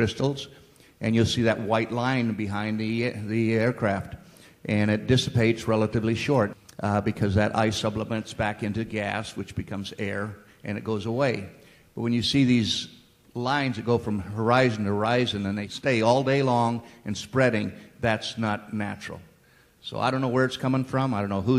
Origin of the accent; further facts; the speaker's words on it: Weaverville, California, United States; I grew up in Northern California, mostly Weaverville